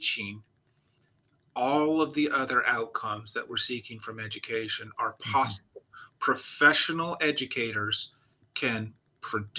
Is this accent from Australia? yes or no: no; Nigeria; moved away; I did grow up in Nigeria